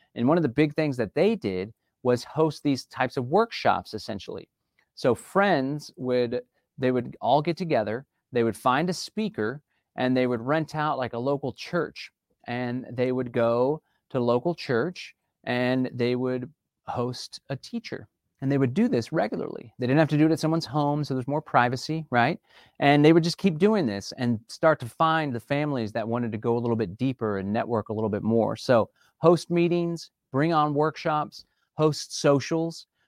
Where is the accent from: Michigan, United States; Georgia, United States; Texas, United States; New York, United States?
Texas, United States; Austin; I was born and raised in Austin, Texas